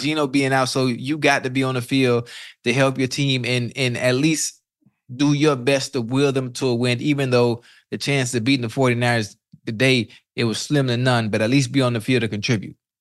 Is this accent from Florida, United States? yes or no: yes; Miami, Florida, United States; I'm from Liberty City